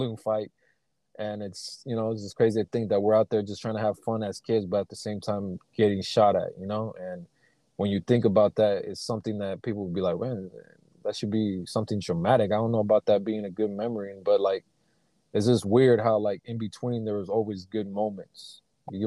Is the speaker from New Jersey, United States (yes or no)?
no; Sacramento, California, United States; I grew up in Sacramento, California, and in the Meadowview area